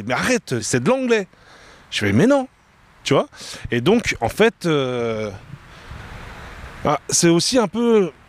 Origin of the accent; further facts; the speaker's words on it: China; ils me trouvent différente, papa, je suis chinoise, tu vois